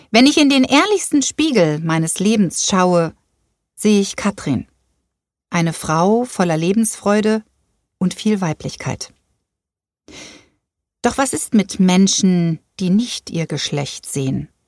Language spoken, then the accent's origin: German; Groß Grönau, Schleswig-Holstein, Germany; Also ich komme aus Großgrönau.